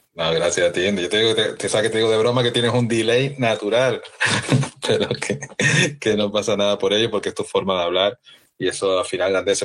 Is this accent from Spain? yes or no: yes; Canary Islands, Spain; como soy canario también